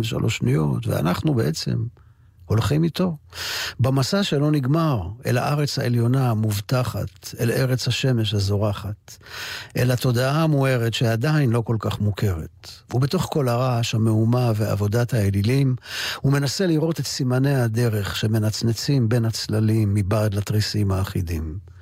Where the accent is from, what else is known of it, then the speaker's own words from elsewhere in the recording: Ramat Gan, Tel Aviv District, Israel; אני גרתי מגיל שלוש עד גיל תשע בצל גבעה ברמת גן